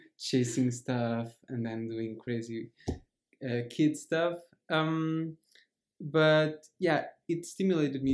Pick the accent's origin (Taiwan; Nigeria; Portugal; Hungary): Portugal; Rendufas, Centro; moved away as an adult; now in Lisbon, Portugal; my hometown, in the village at the very center of Portugal.